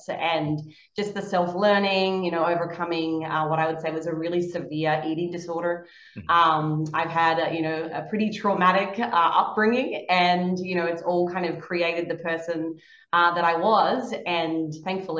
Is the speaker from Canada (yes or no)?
no; Australia; growing up in Australia, you don't really have a whole lot of opportunities